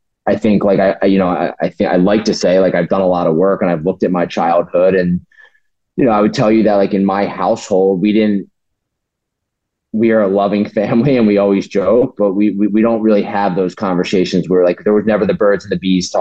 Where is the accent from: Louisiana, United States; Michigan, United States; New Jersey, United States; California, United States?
New Jersey, United States; I grew up in South Jersey.